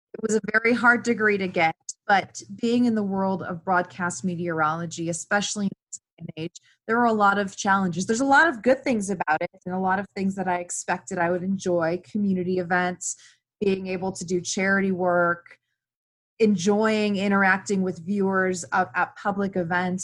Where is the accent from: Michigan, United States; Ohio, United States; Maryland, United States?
Ohio, United States; Cleveland; moved away as an adult; I grew up in Cleveland and I never had left Cleveland.